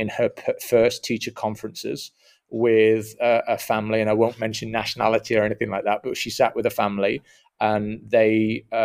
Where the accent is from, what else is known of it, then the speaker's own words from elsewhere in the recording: Atlanta, Georgia, United States; I'm from Atlanta, if that if that's what you mean.